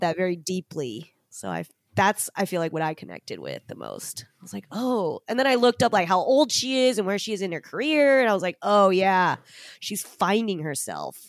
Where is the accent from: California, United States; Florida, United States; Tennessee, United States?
California, United States; Orange County; my family moved to Orange County. So, I was ver, I was, like, in Orange County with a lotta white people, and then on weekends, we would go drive an hour to, like, Norwalk to play in this Japanese basketball league